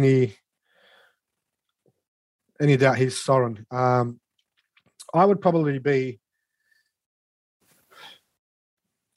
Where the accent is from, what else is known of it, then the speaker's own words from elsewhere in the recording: Sydney, New South Wales, Australia; I grew up in Redfern, the eldest of eight children